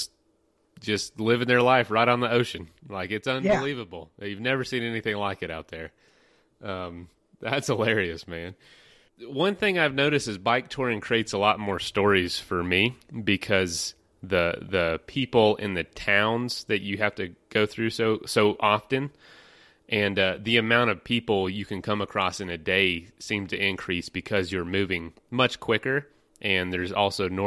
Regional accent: Florida, United States; I'm from Florida

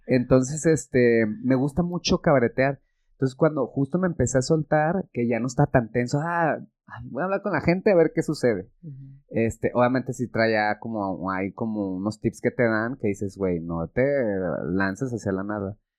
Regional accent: Mexico; soy mexicano y porque es donde yo he vivido y he estudiado

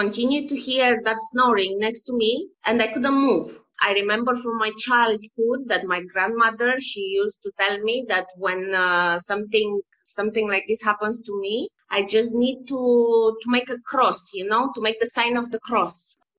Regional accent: Romania; now in Malta; In Romania. It is a very beautiful country. I miss it a lot. I didn't see my country for the last 3 years.

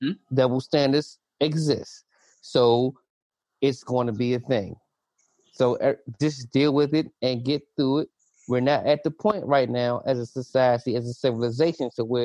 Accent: United States; the society that we lived in, that we were raised in America

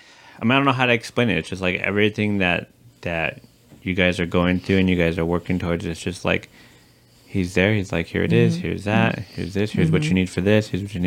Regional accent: Los Angeles, California, United States; It's more like I'm from LA.

